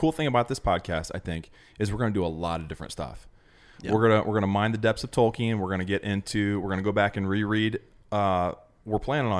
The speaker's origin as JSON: {"language": "English", "region": "Ohio", "country": "United States", "tie": "born or raised there", "also_born_or_lived": "Chicago, Illinois", "said": "I'm from mostly Ohio for most of my life."}